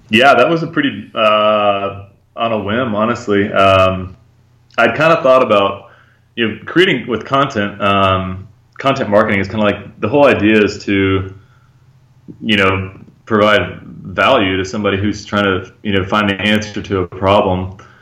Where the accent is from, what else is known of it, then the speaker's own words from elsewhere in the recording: Georgia, United States; moved away as an adult; also born or lived in Thailand; now in Guatemala; I'm from Georgia